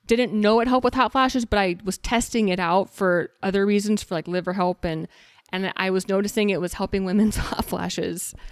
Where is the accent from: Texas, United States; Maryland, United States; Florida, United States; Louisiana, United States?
Texas, United States; now in Arizona, United States; I'm originally from Texas